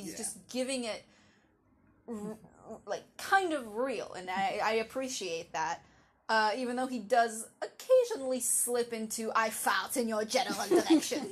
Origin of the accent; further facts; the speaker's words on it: Jerusalem, Jerusalem District, Israel; I am not American. I'm half British. But more importantly than that, I'm from Jerusalem.